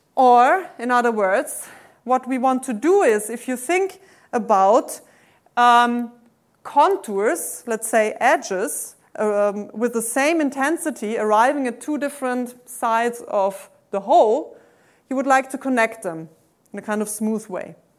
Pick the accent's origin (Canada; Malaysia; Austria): Austria; English is a second language; moved away; I'm originally from Austria